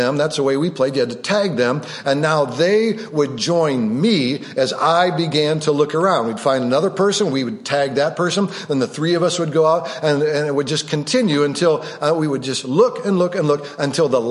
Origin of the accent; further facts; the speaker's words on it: Rockford, Illinois, United States; growing up on Drexel Boulevard, the northern part of Rockford, Illinois